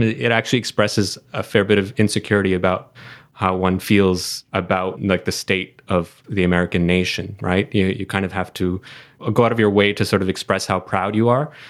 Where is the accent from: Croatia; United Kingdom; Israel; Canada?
Canada; as a Canadian